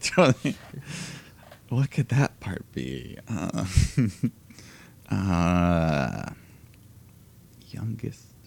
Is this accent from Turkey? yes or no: no; Canada; our culture as a Canadian nation